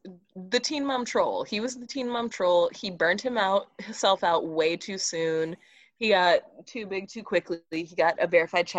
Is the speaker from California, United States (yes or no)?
yes; California, United States; I'm from California